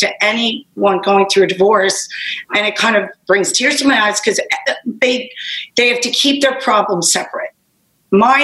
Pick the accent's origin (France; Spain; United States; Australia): United States; Long Island, New York; also born or lived in Bronx, New York; I was born in the Bronx, but grew up on Long Island, still here. I'm such a Long Island girl